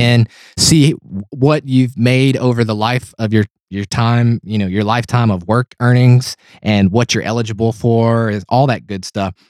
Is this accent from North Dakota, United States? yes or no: no; Tennessee, United States; I'm from Tennessee.